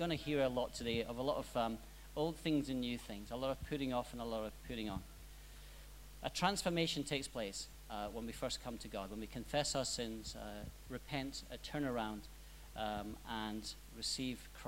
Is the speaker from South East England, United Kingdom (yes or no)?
no; Scotland, United Kingdom; now in Australia; I'm Scottish.